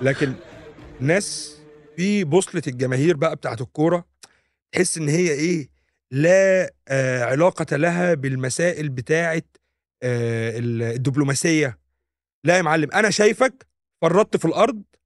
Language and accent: Arabic; Egypt; احنا كمصريين